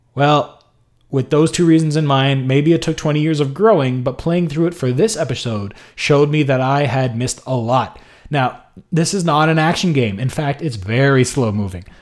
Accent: Montreal, Quebec, Canada; my hometown of Montreal

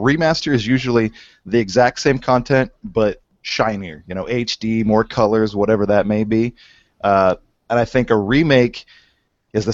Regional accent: the middle of the U.S., Midwest, United States; also born or lived in Kansas City; I'm from the middle of the U.S. I'm in Kansas City

